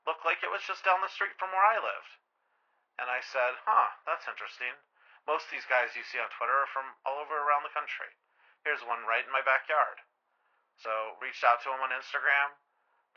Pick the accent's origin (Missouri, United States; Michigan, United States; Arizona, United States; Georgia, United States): Arizona, United States; I'm from Arizona.